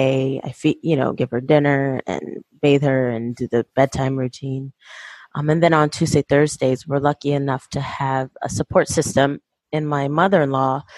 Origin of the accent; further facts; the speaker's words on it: Fresno, California, United States; I actually am married to my high school sweetheart. We are from Fresno, and we met the first day of high school